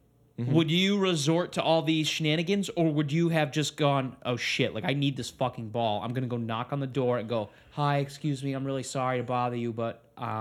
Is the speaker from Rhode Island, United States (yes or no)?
yes; Coventry, Rhode Island, United States; born or raised there